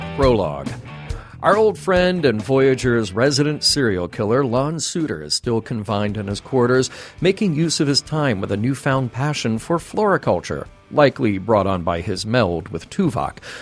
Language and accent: English; California, United States; Lone Pine, California, in the Alabama Hills. Shout out to my home state